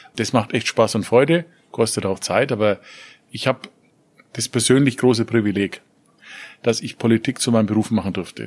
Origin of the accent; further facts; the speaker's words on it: Nuremberg, Bavaria, Germany; Ich komme aus Nürnberg, Stadt der Reichsparteitage